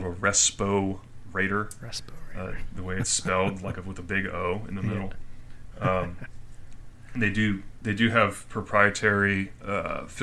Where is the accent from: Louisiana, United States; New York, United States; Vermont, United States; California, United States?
Louisiana, United States; now in Texas, United States; Grew up in Louisiana